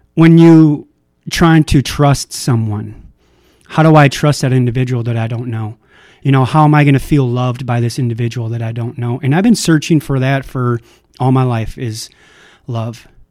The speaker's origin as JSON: {"language": "English", "region": "Minnesota", "country": "United States", "tie": "born or raised there", "said": "I was born in Minnesota"}